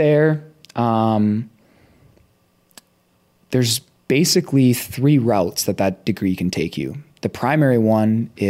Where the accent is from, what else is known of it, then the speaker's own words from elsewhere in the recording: Elk River, Minnesota, United States; I grew up on kind of like a small hobby farm. So like I'm just so I went to Elk River high school. And I grew up